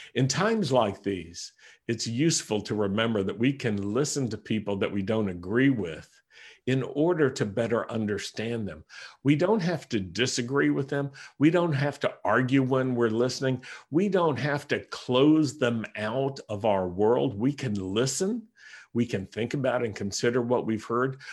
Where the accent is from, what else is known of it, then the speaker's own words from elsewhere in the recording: United States; I am an American Messianic Jew